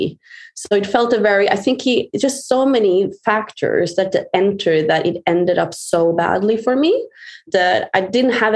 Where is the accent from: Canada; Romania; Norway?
Norway; I'm from Norway